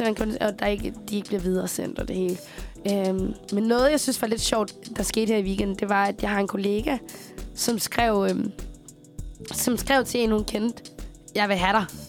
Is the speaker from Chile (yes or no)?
yes; Chile; now in Denmark; jeg kommer jo fra Chile, og vi en gang imellem, så skal vi besøge min familie i Chile